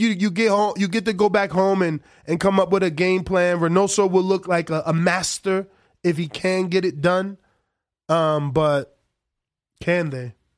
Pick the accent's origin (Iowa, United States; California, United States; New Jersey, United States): New Jersey, United States; moved away as an adult; now in Las Vegas, United States; I'm originally from the New Jersey, which is like the tri-state area